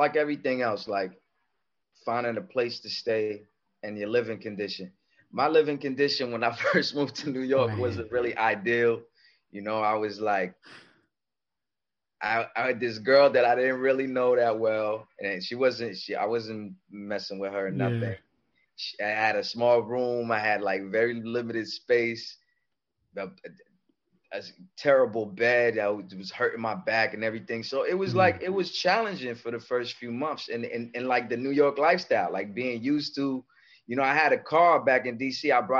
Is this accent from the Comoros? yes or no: yes; Comoros; English is a second language; also born or lived in Paris, France; I was born in Paris, France. I'm originally from Comoros Island in East Africa.